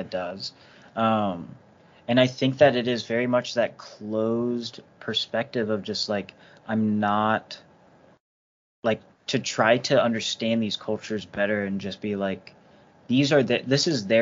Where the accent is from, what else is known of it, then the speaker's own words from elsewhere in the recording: United States; I'm an American